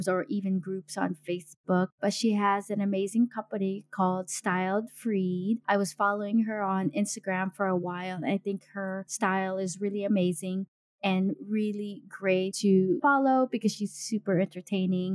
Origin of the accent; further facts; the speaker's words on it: United States; now in Denmark; I'm an American Filipino mom living in Denmark